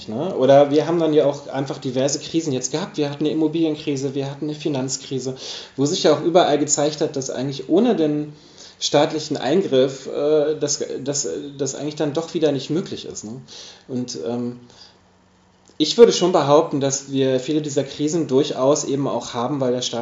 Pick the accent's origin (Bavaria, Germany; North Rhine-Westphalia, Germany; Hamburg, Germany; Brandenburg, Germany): Hamburg, Germany; weil ich komme aus Hamburg. Und in Hamburg ist es so, dass wirklich große Teile des Wohnungsmarktes eben zum Beispiel genossenschaftlich organisiert sind.